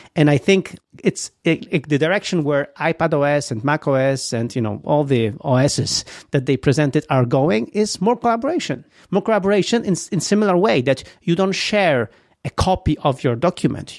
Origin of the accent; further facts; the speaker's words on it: Gdynia, Pomeranian Voivodeship, Poland; English is a second language; moved away; I love Gdynia. This is my hometown. This is where I was born